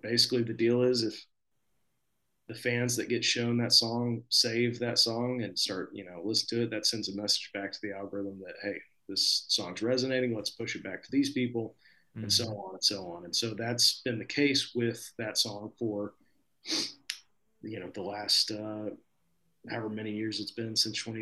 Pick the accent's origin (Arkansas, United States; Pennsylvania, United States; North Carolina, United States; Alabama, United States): Arkansas, United States; Fort Smith; now in Nashville, United States; Fort Smith, my hometown.